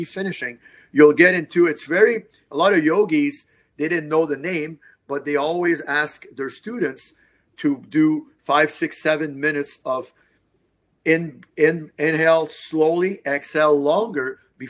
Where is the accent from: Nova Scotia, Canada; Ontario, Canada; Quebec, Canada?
Quebec, Canada; Montreal; I'm from Montreal